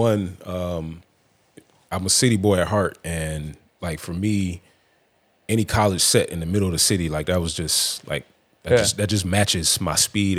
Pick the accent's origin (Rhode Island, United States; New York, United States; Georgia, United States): Georgia, United States; Atlanta; I'm from the South Side. I'm getting back to the A.